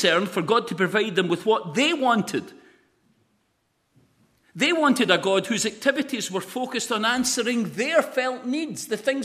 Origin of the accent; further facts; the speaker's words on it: Lesmahagow, Scotland, United Kingdom; I'm really from Les Mahago.